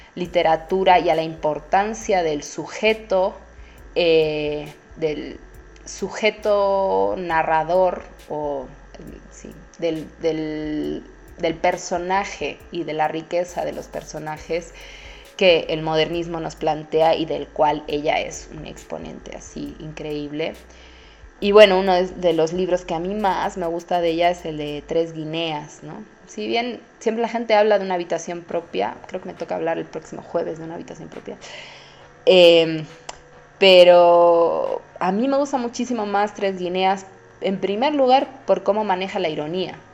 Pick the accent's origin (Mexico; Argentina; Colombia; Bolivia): Bolivia